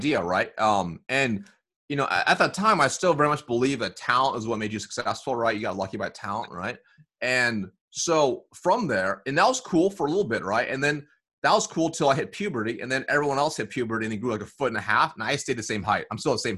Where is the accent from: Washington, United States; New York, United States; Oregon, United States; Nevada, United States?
Oregon, United States; Eugene; also born or lived in Springfield, Oregon; I was born in Springfield, Oregon, and then moved to Eugene, Oregon. Not diverse at all.